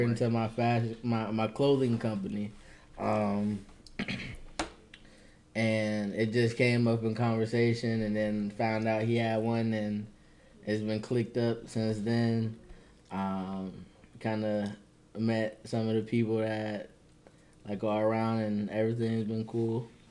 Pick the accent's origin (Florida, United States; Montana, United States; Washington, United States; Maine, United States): Florida, United States; Tallahassee; I'm from Tallahassee, Florida